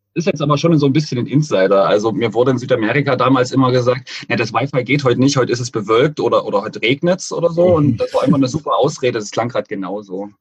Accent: Dresden, Saxony, Germany; Also ich bin äh, Dresdner, seit ich so denken kann und ähm, mit der Heimat ganz gut verwurzelt.

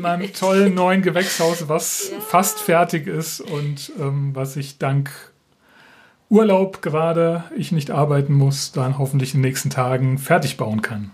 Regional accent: Rheingau-Taunus, Hesse, Germany; now in Schleswig, Germany; Ich bin ja ein, ein Kind des Rheingau-Taunus

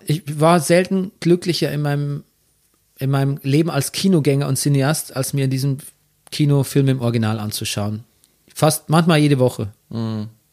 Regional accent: Bavaria, Germany; accent: Bavarian; moved away as an adult; also born or lived in Regensburg / Munich; now in Berlin, Germany; In München habe ich noch äh, wirklich versucht, auch meinen bayerischen Akzent ein bisschen zu unterdrücken

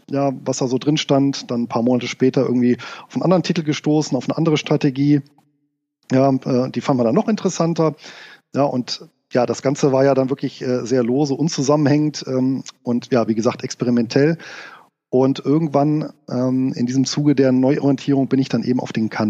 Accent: Rhineland, Germany; als gebürtiger Rheinländer war ich natürlich auch äh, ein Freund des äh, Feierns

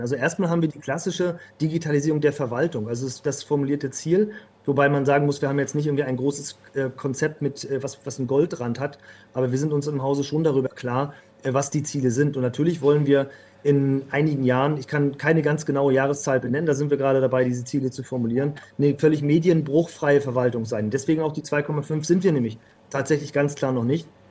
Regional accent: Northern Germany, Germany; als, als echter, waschechter Norddeutscher

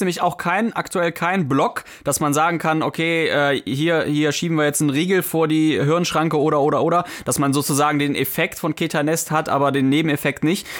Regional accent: Mönchengladbach, North Rhine-Westphalia, Germany; wir kommen ja ich jedenfalls aus Mönchengladbach

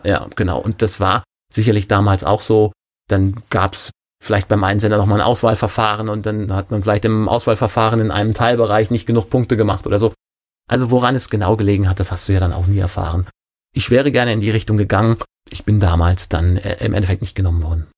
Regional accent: Rhine-Main region, Hesse, Germany; also born or lived in Wesel; Dann hat er die Nähe von Frankfurt genommen

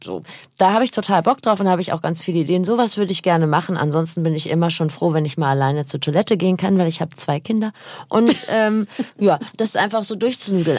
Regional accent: North Rhine-Westphalia, Germany; moved away; ich komme aus Nordrhein-Westfalen, da gab es nur den WDR

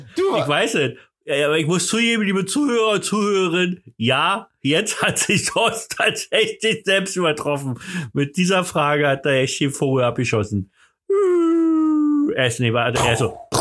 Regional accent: the East, East Germany, Germany; Ich komme ja nur aus dem Osten. Wir haben übrigens direkt am, am Grenzübergang gewohnt.

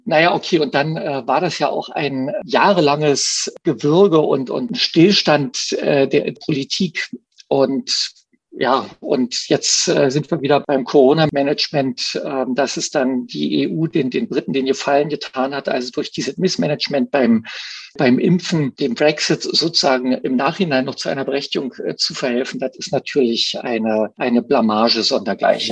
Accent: East Germany, Germany; ich bin ja Ostdeutscher

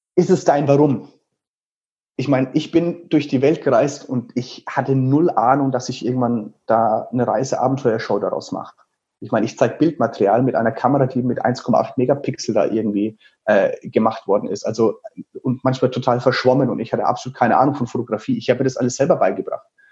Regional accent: Teilheim, Bavaria, Germany; in einem Sportheim vom SV Teilheim, also in diesem kleinen Dorf, wo ich aufgewachsen bin

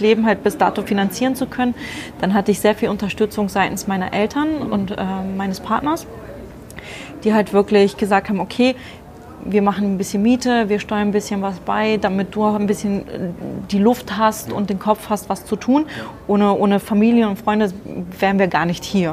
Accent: Germany; moved away as an adult; now in Frankfurt, Germany; bin nicht gebürtige Frankfurterin, sondern eigentlich aus der Nähe von Bremen

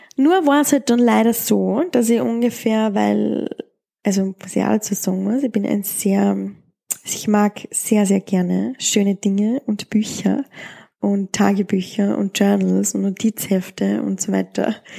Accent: Austria; in der Gegend, wo ich aufgewachsen bin oder in Österreich

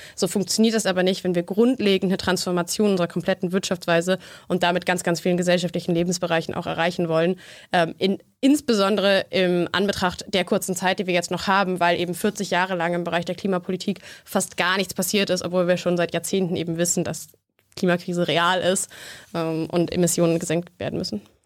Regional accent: Berlin, Germany; ich komme aus Berlin

